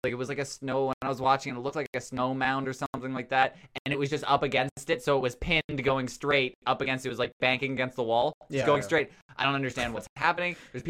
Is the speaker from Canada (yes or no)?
yes; Newfoundland and Labrador, Canada; accent: Newfoundland; Yeah, I should have done Ohio, that whole thing in my Newfoundland accent because it's much better.